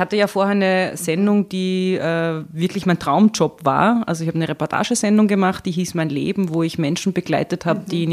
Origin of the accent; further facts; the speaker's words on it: Lower Austria, Austria; also born or lived in Burgenland / Vienna; Also ich komme aus Niederösterreich